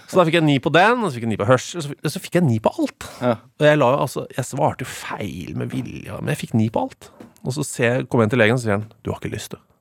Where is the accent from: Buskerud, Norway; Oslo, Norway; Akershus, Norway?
Oslo, Norway; Eh, det er jo drabant drabantby Oslo, da. Sørøst-Oslo.